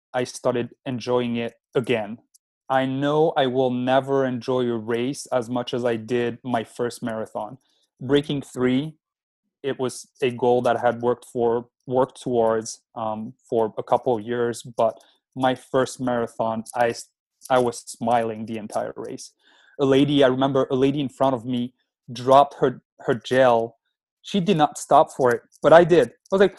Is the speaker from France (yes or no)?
yes; France; moved away as an adult; now in United States; I'm originally from France, and I moved to the States 11 years ago